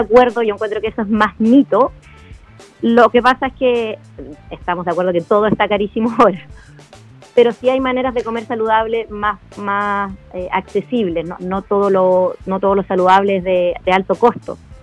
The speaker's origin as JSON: {"language": "Spanish", "town": "Pirque", "region": "Santiago Metropolitan Region", "country": "Chile", "tie": "born or raised there", "said": "yo vivía en el campo, yo, soy de Pirque, y mi mamá siempre me mandó fruta al colegio"}